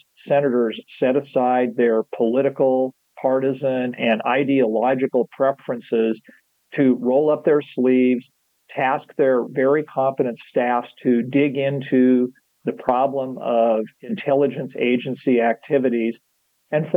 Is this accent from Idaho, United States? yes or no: yes; Idaho, United States; moved away; also born or lived in Kansas; a college student from Idaho